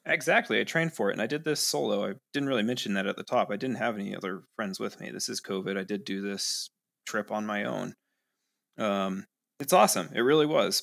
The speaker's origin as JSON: {"language": "English", "town": "Seattle", "region": "Washington", "country": "United States", "tie": "born or raised there", "moved": "as an adult", "lives_now": "Ogden, United States", "said": "I grew up in Seattle"}